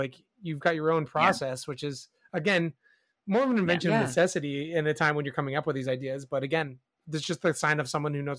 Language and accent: English; New York, United States; as a New Yorker